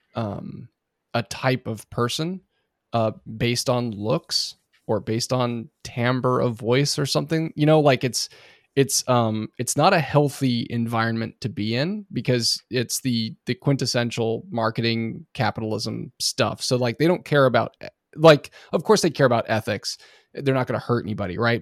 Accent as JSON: {"language": "English", "region": "Oregon", "country": "United States", "tie": "born or raised there", "said": "I grew up in Oregon"}